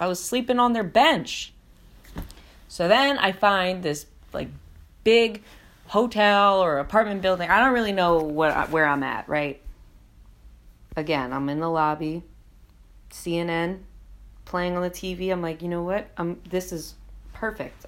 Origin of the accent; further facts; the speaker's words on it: New Jersey, United States; also born or lived in New York; I'm from New York and New Jersey